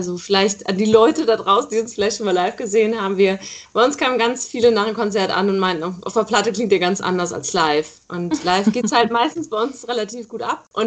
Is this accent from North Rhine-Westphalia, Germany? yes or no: yes; North Rhine-Westphalia, Germany; ich komme aus dem Rheinland. Ah, okay. Äh, da Aachen die Ecke, genau.